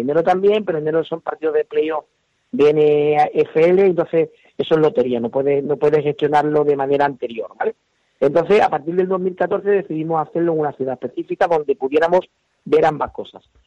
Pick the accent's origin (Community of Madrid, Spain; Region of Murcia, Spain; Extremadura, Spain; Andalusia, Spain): Andalusia, Spain; Huelva; somos del sur, yo soy de Huelva